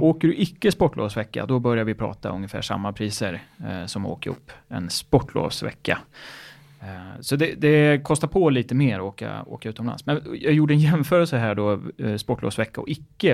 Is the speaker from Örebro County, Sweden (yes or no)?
yes; Örebro, Örebro County, Sweden; moved away; när jag gick i skolan så var vi iväg. Då, jag kom ju från Örebro.